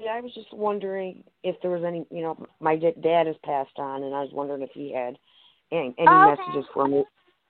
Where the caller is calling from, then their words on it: Michigan, United States; I'm in Michigan.